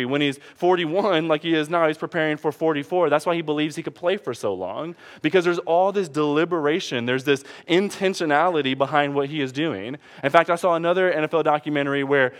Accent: Detroit, Michigan, United States; I'm from Detroit

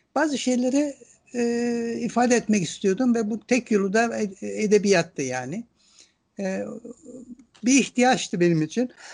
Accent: Istanbul, Turkey; also born or lived in Ankara; Ankara'da doğdum ama İstanbul'da büyüdüm. Yani ben e, Ankara e, bebekken İstanbul'a gelmişim. İstanbul'da büyüdüm.

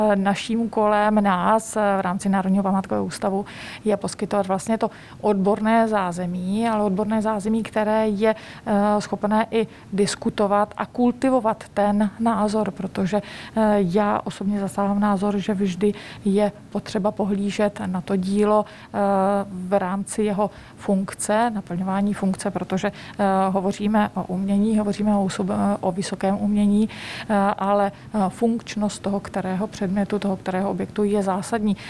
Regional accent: Czechia; moved away as an adult; also born or lived in Italy

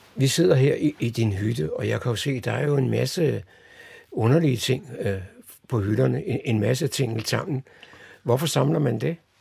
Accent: Copenhagen, Capital Region of Denmark, Denmark; Jeg er jo selv vokset op på, på Vesterbro i København

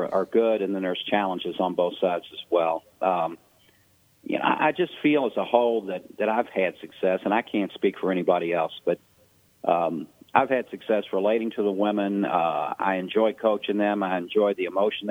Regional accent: Louisville, Kentucky, United States; also born or lived in Ohio; Louisville is my hometown. I went to college at Ohio Northern University, but I'm originally from Louisville

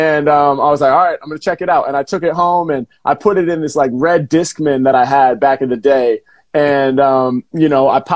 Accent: Portland, Oregon, United States; I grew up in Portland, Oregon, right? So in the Pacific Northwest here in the U.S.

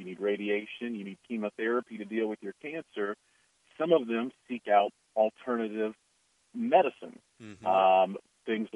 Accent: Youngstown, Ohio, United States; also born or lived in southeast Georgia; now in Georgia, United States; I'm originally from Youngstown, Ohio, grew up in steel country

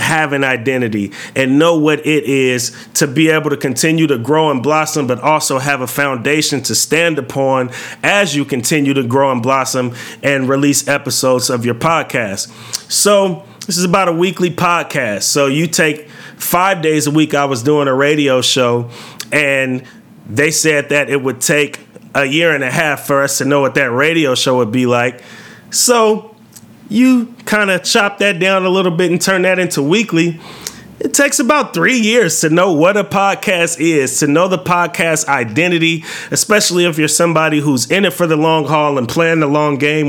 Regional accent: California, United States; I grew up in California

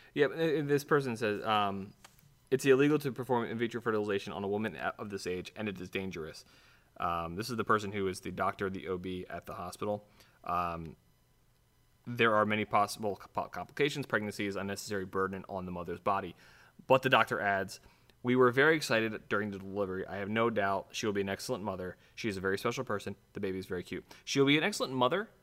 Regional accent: Ohio, United States; I'm being from Ohio

